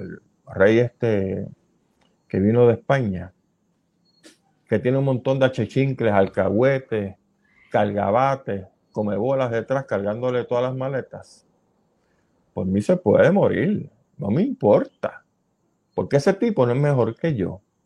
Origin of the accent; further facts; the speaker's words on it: Puerto Rico; nosotros como puertorriqueños